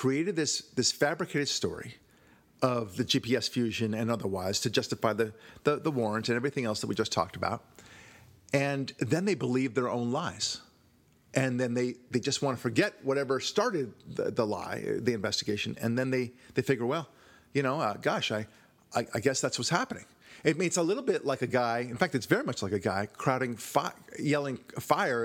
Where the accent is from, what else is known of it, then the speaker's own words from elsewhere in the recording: Israel; moved away; I was born in Israel